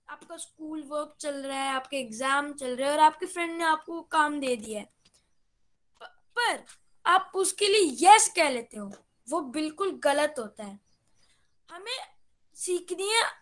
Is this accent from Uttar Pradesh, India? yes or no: no; Gurgaon, Haryana, India; और मैं गुड़गांव से बिलोंग करता हूँ